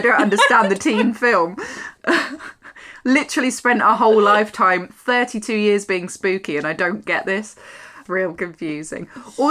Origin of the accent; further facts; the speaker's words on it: Ireland; As an Irish person, I'm insulted.